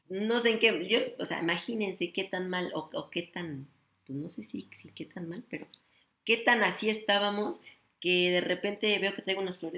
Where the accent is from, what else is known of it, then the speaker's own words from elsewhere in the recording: Mexico; Y como buenos mexicanos, aunque el bendito mariachi esté tocando en cada mesa las mañanitas, no es cumpleaños hasta que no viene y te las toca al oído.